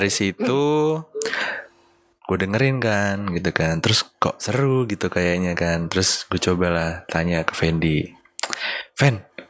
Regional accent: Blitar, East Java, Indonesia; lagi jalan-jalan kalau nggak salah ngelewatin kampung gue di Blitar

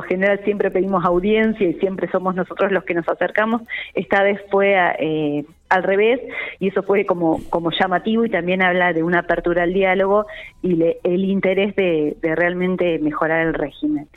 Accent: La Pampa, Argentina; como pampeana

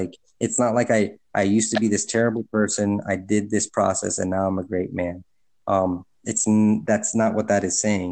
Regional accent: Honduras; moved away; I'm from Honduras

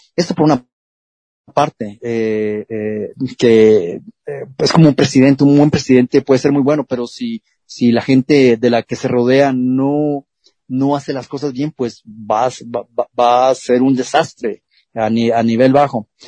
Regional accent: Culiacán, Sinaloa, Mexico; En Culiacán, Sinaloa, de donde yo soy originario

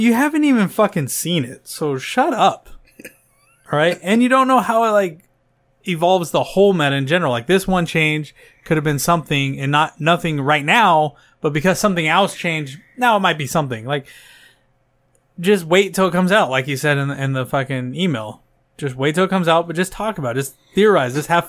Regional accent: United States; We're just American.

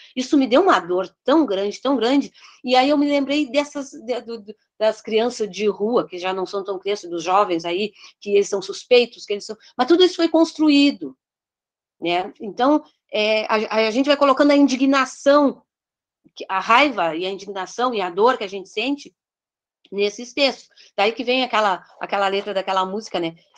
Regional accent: Pelotas, Rio Grande do Sul, Brazil; eu sou de Pelotas, e consequentemente sendo de Pelotas, é do Rio Grande

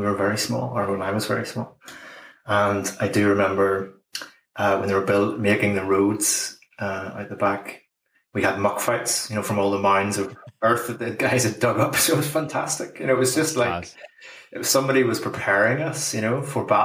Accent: Bangor, Northern Ireland, United Kingdom; I grew up in Bangor.

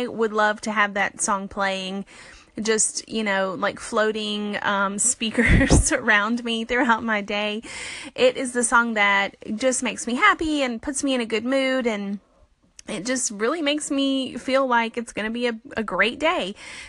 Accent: Alabama, United States; now in Birmingham, United States; The first thing is that I was born and raised in South Alabama. I grew up by the beach. I am a Southern girl at heart. I live about 4 hours north now in Birmingham, Alabama.

